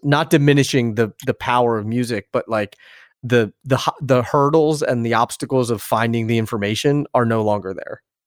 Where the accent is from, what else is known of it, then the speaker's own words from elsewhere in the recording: Philadelphia, Pennsylvania, United States; moved away; also born or lived in Hoboken, New Jersey; I grew up in Philadelphia, outside of Philadelphia.